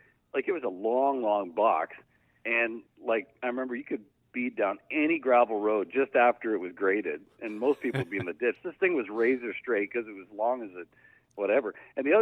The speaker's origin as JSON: {"language": "English", "town": "Camrose", "region": "Alberta", "country": "Canada", "tie": "born or raised there", "also_born_or_lived": "Ontario", "moved": "yes", "lives_now": "Barrie, Canada", "said": "I was born in Ontario, and then I was about two or three. We moved out to Camrose, Alberta"}